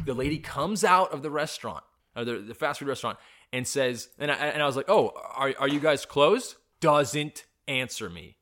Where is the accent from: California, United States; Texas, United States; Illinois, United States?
California, United States; I'm a Californian